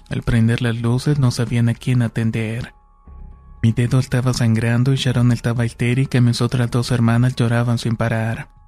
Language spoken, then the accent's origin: Spanish; Cambay, State of Mexico, Mexico; de Cambay, Estado de México.